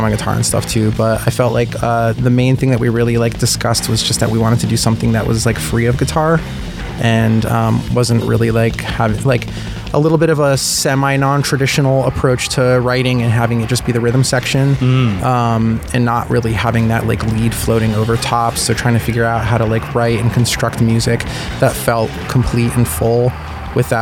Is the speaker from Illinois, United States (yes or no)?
no; Connecticut, United States; moved away; I grew up out on the East Coast in Connecticut